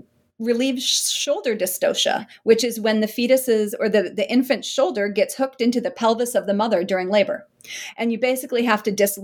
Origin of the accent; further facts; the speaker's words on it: South Dakota, United States; And actually, so I'm from South Dakota and can't believe that I got to do some of my research around my hometown with people who I've known for decades.